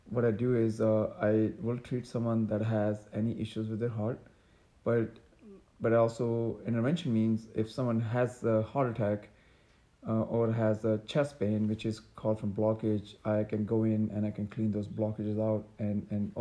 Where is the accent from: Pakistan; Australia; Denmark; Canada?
Pakistan; moved away as an adult; also born or lived in New York City, United States; now in Dallas, United States; I grew up in Pakistan